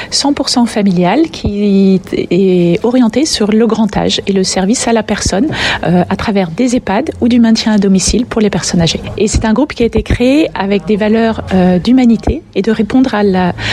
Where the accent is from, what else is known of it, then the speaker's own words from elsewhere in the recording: France; c'est sûrement parce qu'on est français aussi